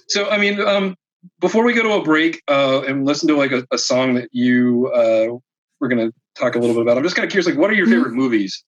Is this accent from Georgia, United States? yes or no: no; Philadelphia, Pennsylvania, United States; I'm from the East Coast, from Philly